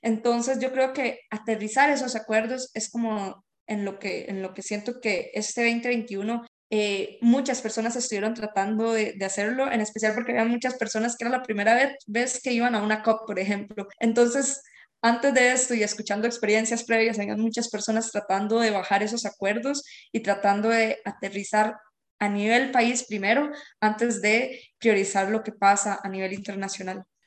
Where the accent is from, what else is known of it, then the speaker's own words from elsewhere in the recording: Esparza, Puntarenas, Costa Rica; yo soy de Esparza